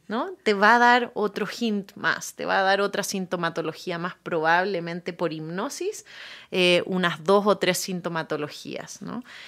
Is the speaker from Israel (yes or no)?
no; Chile; yo nací en Chile